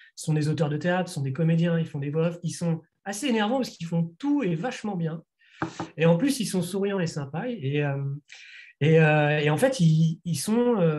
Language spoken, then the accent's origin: French; Nantes, Pays de la Loire, France; éditeurs de la région Pays de la Loire dont nous sommes originaires, donc de Nantes